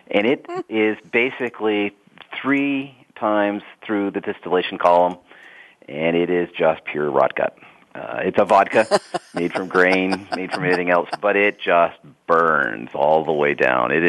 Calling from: London, United Kingdom; I'm back at the headquarters today, so I'm in London, uh, not traveling.

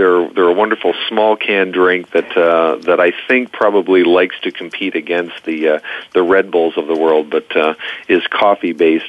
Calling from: Ontario, Canada; I was rooting for my Toronto Blue Jays, so I'm sitting in a community north of the city.

